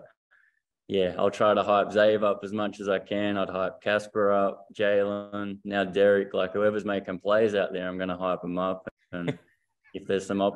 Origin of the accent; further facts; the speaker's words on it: regional Victoria, Australia; We're not from Vic Metro